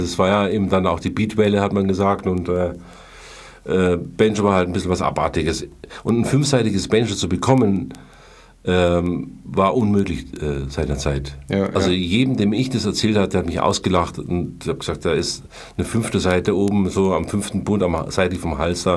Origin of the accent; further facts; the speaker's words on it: Munich, Bavaria, Germany; also born or lived in Hesse; ich bin hier quasi äh, dann in die Schule gegangen